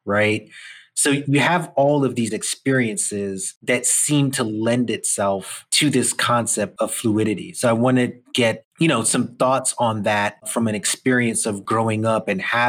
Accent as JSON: {"language": "English", "region": "New York", "country": "United States", "tie": "born or raised there", "said": "I have an immigrant experience growing up here in New York, similar, you know, Caribbean parents"}